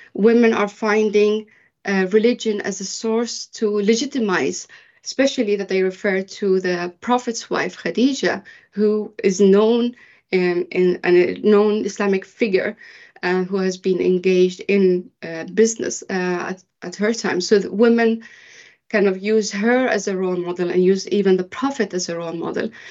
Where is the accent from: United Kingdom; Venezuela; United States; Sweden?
Sweden; moved away as an adult; also born or lived in Bahrain; I am originally from Bahrain, but I was raised in Sweden.